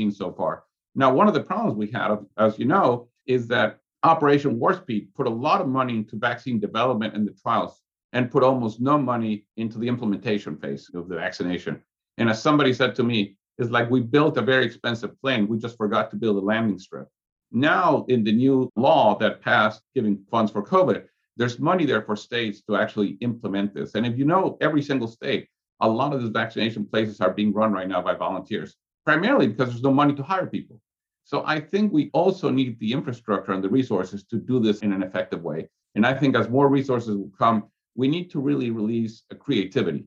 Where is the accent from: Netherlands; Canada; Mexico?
Mexico; now in Atlanta, United States; I'm from Mexico. I speak Spanish.